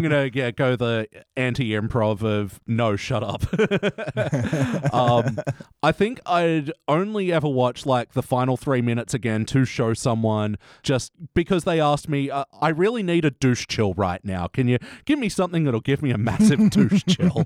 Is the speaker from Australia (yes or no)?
yes; Australia; we're the only country that eats our coat